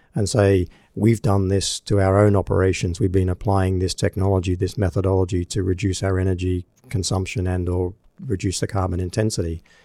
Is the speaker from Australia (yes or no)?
yes; Australia; moved away; my home country of Australia